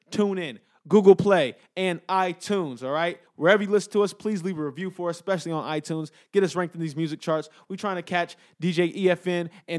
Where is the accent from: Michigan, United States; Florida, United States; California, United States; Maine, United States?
California, United States; Los Angeles; I'm from the West Coast, OT. I'm from LA, man.